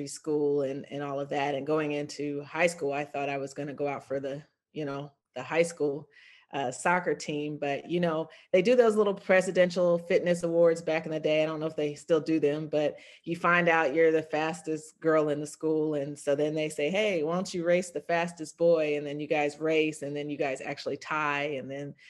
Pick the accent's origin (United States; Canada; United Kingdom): United States; Virginia; also born or lived in Fort Leavenworth, Kansas; I grew up in Virginia